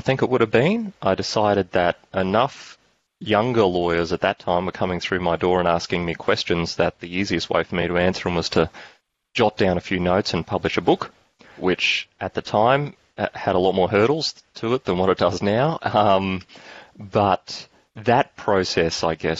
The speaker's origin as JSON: {"language": "English", "country": "Australia", "accent": "Australian", "said": "I'm an Australian lawyer, and that means my accent's going to stand out"}